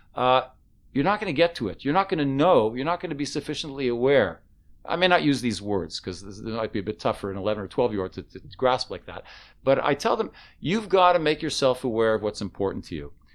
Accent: Canada; now in Israel; I was from Canada

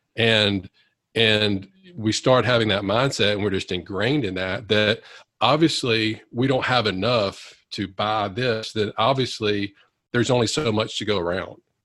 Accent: Monroe, Louisiana, United States; i wanted to come back and practice in my hometown of louisiana uh, monroe louisiana

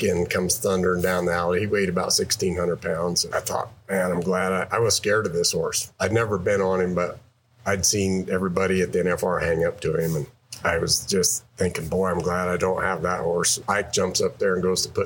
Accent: Big Piney, Wyoming, United States; I grew up in a little town in southwest Wyoming, Big Piney

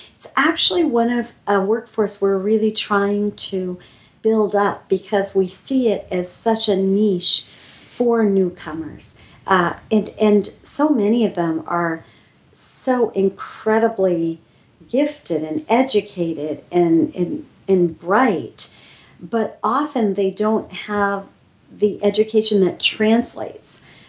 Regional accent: Pakistan; We grew up together in Pakistan.

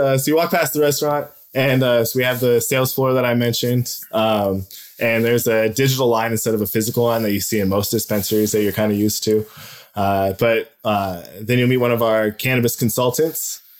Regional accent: Spokane, Washington, United States; moved away as an adult; now in Las Vegas, United States; I'm from the Northwest. I'm from Spokane, Washington, but I've been out here. Yeah, I've been out here for about 3 years now.

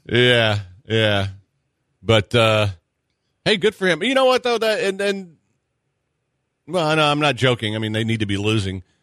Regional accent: Texas, United States; I'm from Texas

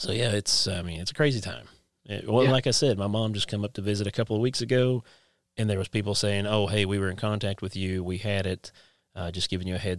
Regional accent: Inez, Kentucky, United States; moved away; my hometown of Inez, Kentucky, the creek, actually the Turkey Creek of Inez, Kentucky.

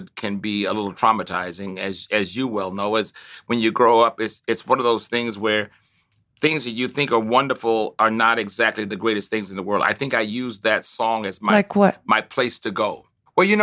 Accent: Tuskegee, Alabama, United States; moved away; I grew up on a university campus. I grew up on Tuskegee.

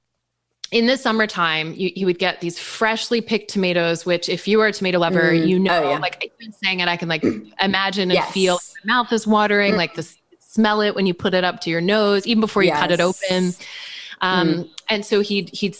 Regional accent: East Coast, United States; I grew up on the East Coast

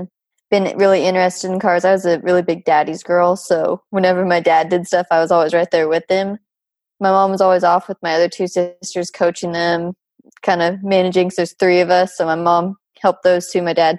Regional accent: United States; moved away as an adult; where I grew up in Tahoe

